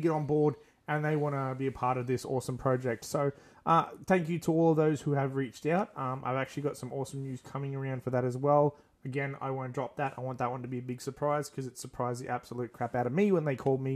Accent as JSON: {"language": "English", "country": "Australia", "tie": "born or raised there", "said": "we're centralized in my hometown"}